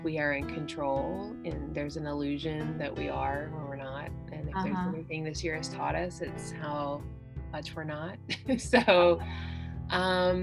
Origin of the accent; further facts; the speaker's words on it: South Carolina, United States; moved away as an adult; now in Cincinnati, United States; I'm a Southerner who's living in Ohio. I'm originally from South Carolina